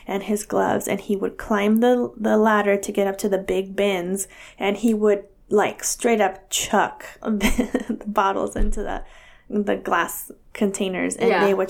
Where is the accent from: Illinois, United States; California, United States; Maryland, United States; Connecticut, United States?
California, United States; born or raised there